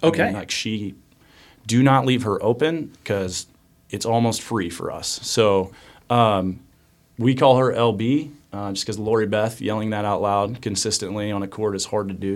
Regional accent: Cheney, Kansas, United States; I'm originally from Cheney, Kansas

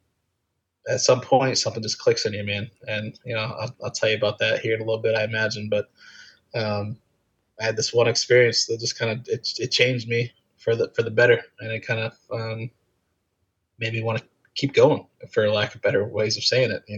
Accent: Florida, United States; I'm from Florida

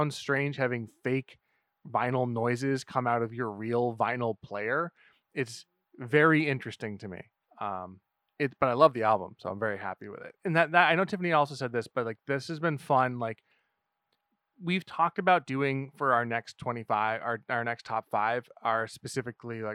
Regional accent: New Hampshire, United States; we're from New Hampshire. So they have like some massive roots here.

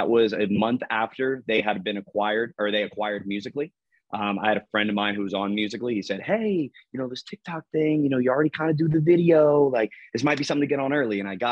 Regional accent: Delaware, United States; I'm from Delaware and we have a team and brokerage out of Milford.

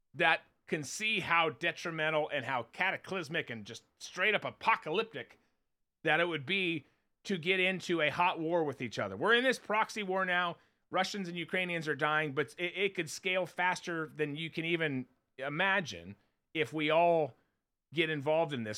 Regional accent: Minnesota, United States; I grew up in Minnesota

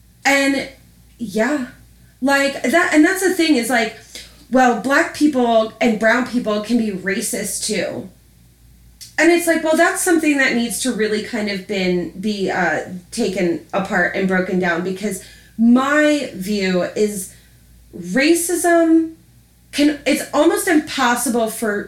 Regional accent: Baltimore, Maryland, United States; Baltimore, Maryland.

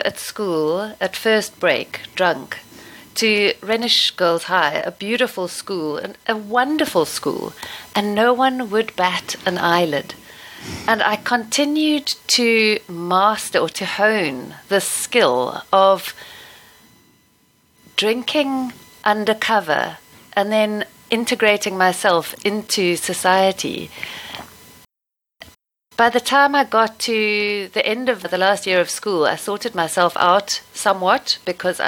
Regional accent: Stellenbosch, Western Cape, South Africa; Growing up in Stellenbosch, surrounded by winelands

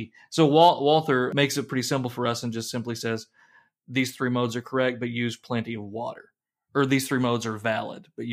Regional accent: the South, United States; as a Southerner

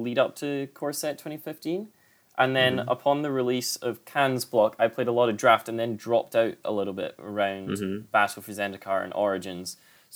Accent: Scotland, United Kingdom; I'm from Scotland

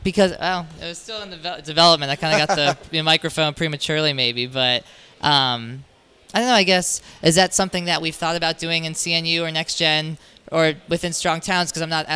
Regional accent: Florida, United States; I'm from the South, so we just talk, you know, so, you know, she, I'm a Florida cracker.

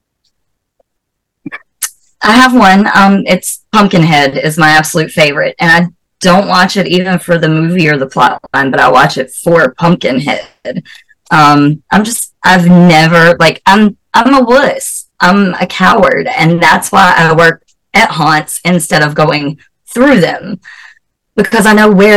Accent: the South, United States; accent: southern; also born or lived in North Carolina; I'm from the South, so I was like, these people actually have my accent.

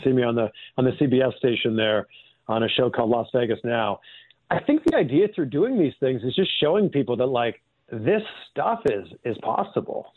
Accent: just outside of Toronto, Ontario, Canada; I grew up in Canada. I grew up just outside of Toronto

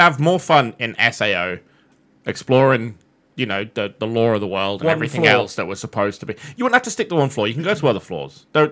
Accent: United Kingdom; I'm British

